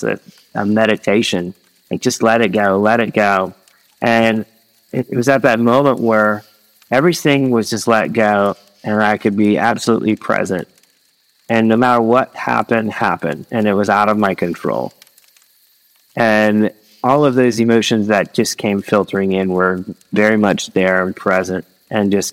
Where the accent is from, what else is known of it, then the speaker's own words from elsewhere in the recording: Midwest, United States; moved away as an adult; also born or lived in Philippines; I lived in the Philippines for several years and I grew up in the Midwest